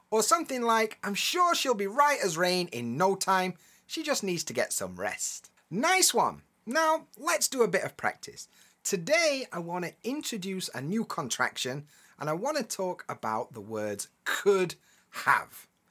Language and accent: English; Yorkshire and the Humber, United Kingdom; we grew up together in Yorkshire.